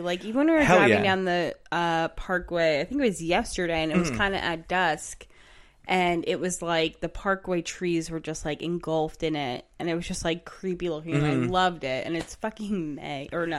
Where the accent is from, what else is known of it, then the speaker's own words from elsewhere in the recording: Manahawkin, New Jersey, United States; Well, I came from Manahawkin, which is right by the shore. So it kind of always smells like that.